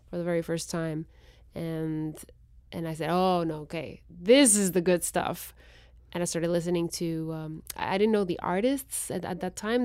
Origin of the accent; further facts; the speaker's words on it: Guatemala City, Guatemala Department, Guatemala; first language Spanish; English is a second language; moved away as an adult; I was born and raised in Guatemala City.